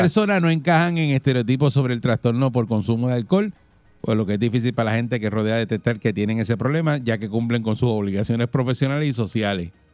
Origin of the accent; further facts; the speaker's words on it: Bayamón, Puerto Rico; en mi pueblo Bayamón